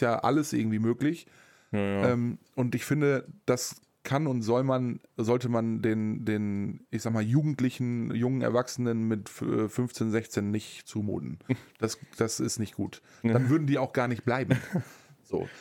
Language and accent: German; Germany; bei uns in Deutschland